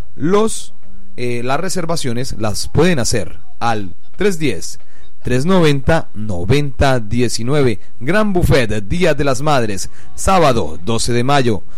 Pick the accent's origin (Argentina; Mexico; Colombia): Colombia; Llanero, Llanos Orientales; nuestras fortalezas como cultura, como pueblo llanero